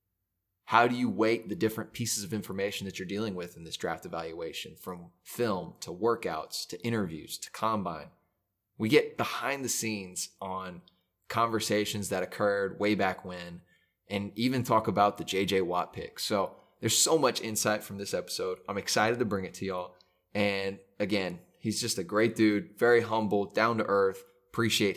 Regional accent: Dallas, Texas, United States; growing up in Dallas

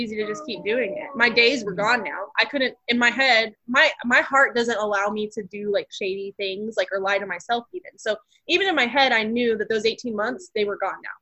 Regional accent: Abilene, Texas, United States; also born or lived in Amarillo, Texas; we're from Abilene, Texas, and then we ended up living in the same city of Amarillo, Texas

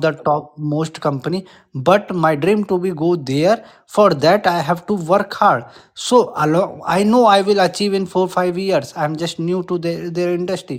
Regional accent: India; English is a second language; I'm Indian

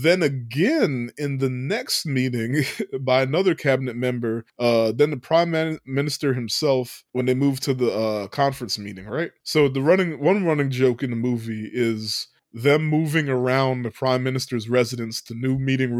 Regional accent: Japan; we're from Japan where we can comment on, not really comment, but like have a weighted comment on

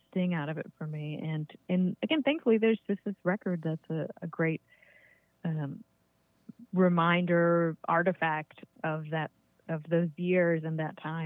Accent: Virginia, United States; moved away as an adult; also born or lived in Western Massachusetts; now in Massachusetts, United States; I grew up in Virginia

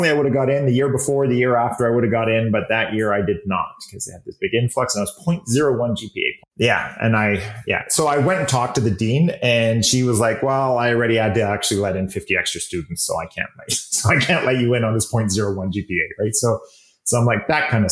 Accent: Calgary, Alberta, Canada; born and raised in Calgary.

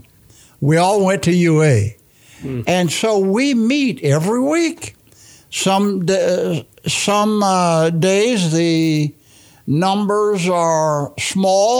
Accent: Bartow, Florida, United States; I grew up here in West Bartow, then moved here in 54, my grandmother

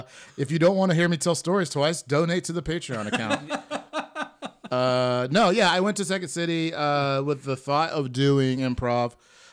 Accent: Atlanta, Georgia, United States; moved away as an adult; also born or lived in Chicago; now in Los Angeles, United States; So I'm originally from Atlanta, Georgia. ATL. And I spent about 4.5 years in Chicago.

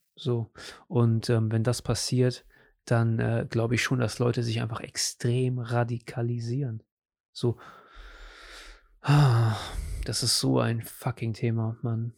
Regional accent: Germany; also born or lived in Portugal; Ich bin Deutscher

